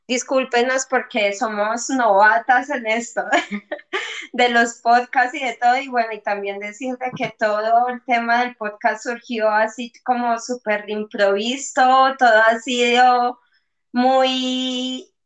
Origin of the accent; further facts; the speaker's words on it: Colombia; Bueno, pues yo soy una colombiana que he viajado mucho, he vivido en muchas ciudades, en muchos sitios